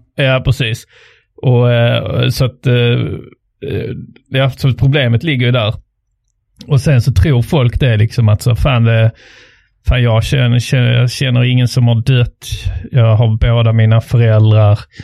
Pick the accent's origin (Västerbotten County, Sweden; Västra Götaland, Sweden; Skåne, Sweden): Skåne, Sweden; Trelleborg; jag kom då från Trelleborg som är då eh, ar arbetarstaden